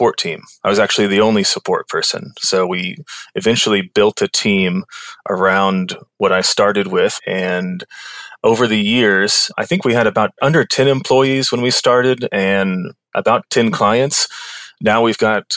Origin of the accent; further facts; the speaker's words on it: Kansas City, Missouri, United States; moved away as an adult; also born or lived in New York City; I'm from Kansas City. I was living there.